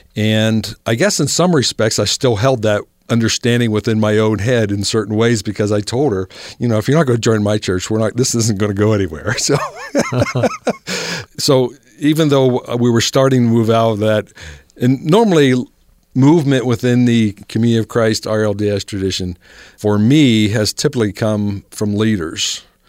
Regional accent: Ohio, United States; moved away as an adult; now in Salt Lake City, United States; Where I grew up in Ohio

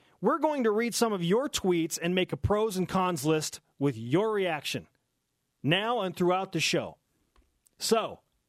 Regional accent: Clinton, Utah, United States; moved away as an adult; I grew up in Utah. I am from the Ogden area. Represent Clinton, Utah.

